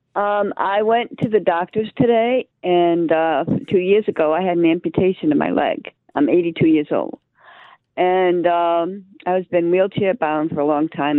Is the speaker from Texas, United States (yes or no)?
no; Rhode Island, United States; moved away as an adult; also born or lived in Connecticut; now in Missouri, United States; I was born in Rhode Island, but then I moved to Connecticut when I got married